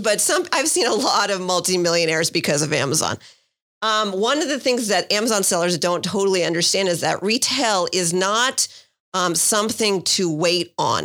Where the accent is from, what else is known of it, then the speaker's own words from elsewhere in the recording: San Francisco Bay Area, California, United States; moved away as an adult; also born or lived in New York / Miami / Santa Barbara; now in San Diego, United States; I grew up in the San Francisco Bay Area